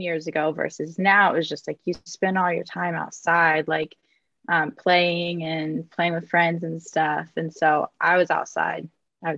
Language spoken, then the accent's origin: English; Clemson, South Carolina, United States; I am from Clemson, South Carolina. It's a little town in the South near the mountains